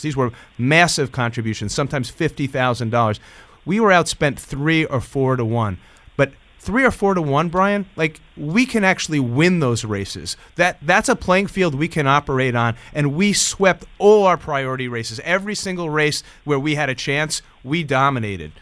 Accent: Hudson Valley, New York, United States; I'm from the Hudson Valley

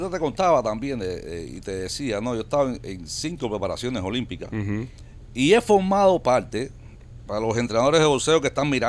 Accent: Cuba; moved away; Salí de Cuba en el 2007

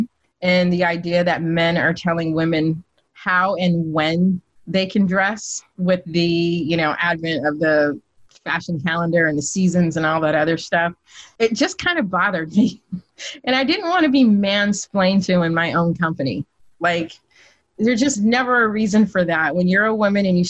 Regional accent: Sacramento, California, United States; I'm from Sacramento, California

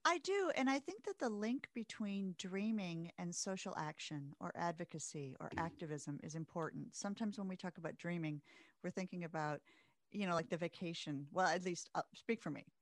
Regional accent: Midwest, United States; growing up in the Midwest

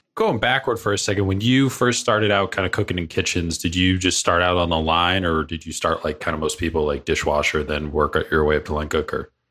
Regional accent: Cape Cod, Massachusetts, United States; I grew up out east. I grew up on Cape Cod, so fishing village

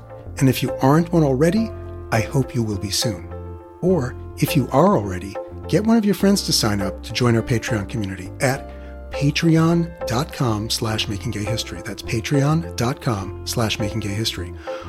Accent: Queens, New York, United States; accent: Queens accent; decided to leave my native Queens behind too, with a preppy, all-new me. I'd already managed to ditch my Queens accent.

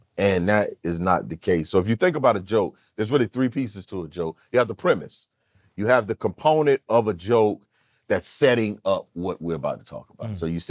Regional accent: California, United States; You know, I'm from California, so I get to visit the Atlanta Culinary School of Art, the Waffle House.

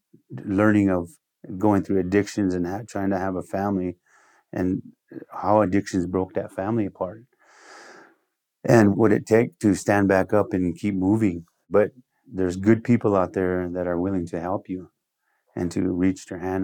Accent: United States; first language Lakota; English is a second language; because my first language is Lakota and then English.

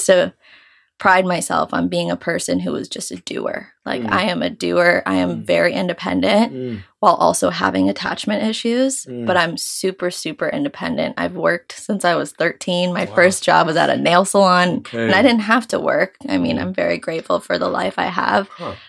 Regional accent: New York, United States; for those of you who don't know, and I am 24. I'm from New York. I grew up with divorced parents from the age of 6 years old

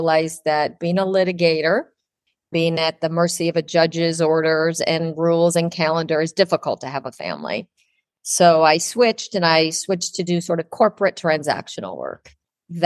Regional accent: Ohio, United States; now in Miami, United States; I grew up in Ohio, and we had horses

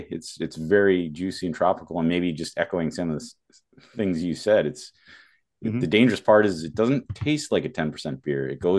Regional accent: Burlington, Vermont, United States; moved away; Burlington, Vermont, my hometown.

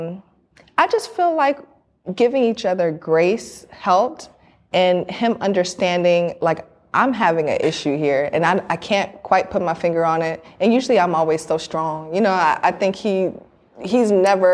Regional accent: Miami, Florida, United States; I'm from Miami

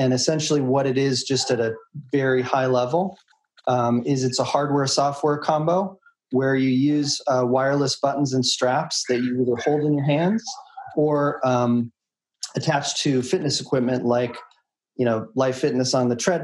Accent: Boulder, Colorado, United States; I started in growing up in Boulder, Colorado

